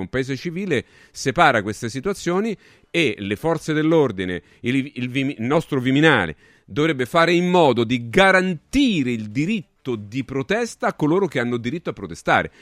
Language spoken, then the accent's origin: Italian; Rome, Lazio, Italy; come si dice qui a Roma, io sono romano, quindi pa- passatemi alcune, alcune, romanità, alcune cose dialettali